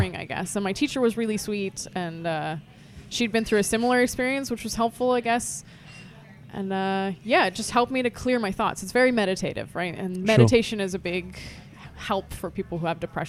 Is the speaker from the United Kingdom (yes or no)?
no; Canada; now in Berlin, Germany; I'm originally Canadian